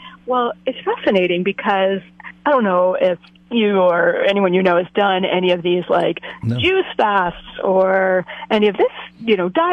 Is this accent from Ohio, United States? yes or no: no; New Jersey, United States; moved away as an adult; also born or lived in Boston area; now in Cambria, United States; I am originally from the East Coast. I grew up in the woods of New Jersey